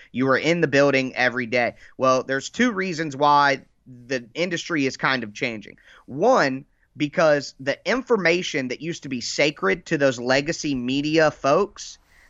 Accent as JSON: {"language": "English", "town": "Dayton", "region": "Ohio", "country": "United States", "said": "I am from Dayton, Ohio."}